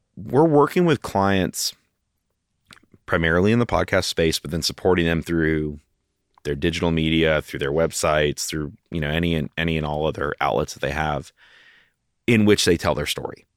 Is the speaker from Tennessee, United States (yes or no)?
yes; Knoxville, Tennessee, United States; also born or lived in Kentucky; Born and raised